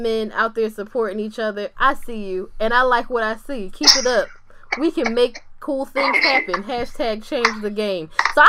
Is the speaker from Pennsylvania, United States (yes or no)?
yes; Philadelphia, Pennsylvania, United States; I'm from Philly for real.